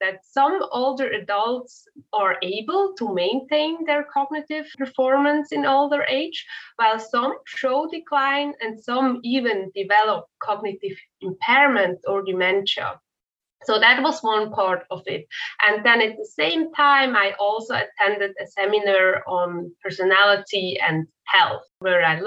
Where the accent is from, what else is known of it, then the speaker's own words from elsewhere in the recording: Switzerland; moved away as an adult; also born or lived in Zurich; now in United States; I'm originally from Switzerland